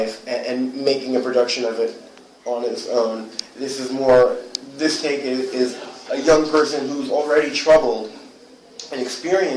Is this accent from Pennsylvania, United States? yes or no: no; New York City, New York, United States; also born or lived in Los Angeles; I'm originally from Whitestone, which is in Queens, New York